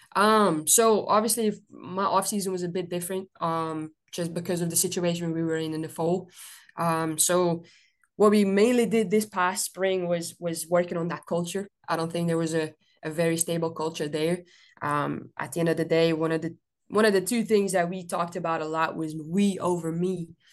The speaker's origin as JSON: {"language": "English", "country": "Belgium", "moved": "as an adult", "lives_now": "United States", "said": "I'm originally from Belgium"}